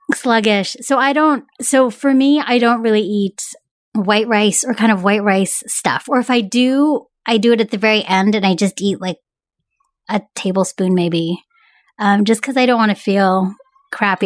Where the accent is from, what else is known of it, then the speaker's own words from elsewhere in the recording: San Francisco Bay Area, California, United States; growing up in the San Francisco Bay